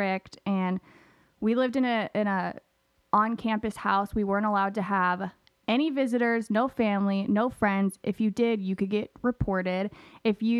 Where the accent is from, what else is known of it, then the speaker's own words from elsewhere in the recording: Papillion, Nebraska, United States; also born or lived in Kansas City; I grew up in Omaha, more specifically Papillion